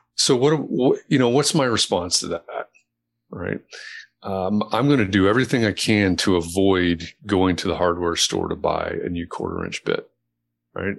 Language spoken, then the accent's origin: English; Chicago, Illinois, United States; also born or lived in Atlanta, Georgia; dad was transferred to Chicago when I was a kid, so I don't sound like I'm from Atlanta